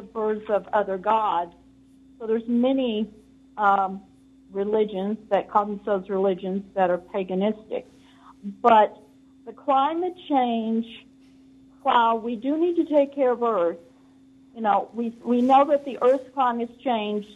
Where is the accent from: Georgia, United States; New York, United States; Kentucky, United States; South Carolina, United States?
Kentucky, United States; now in California, United States; I was born in Kentucky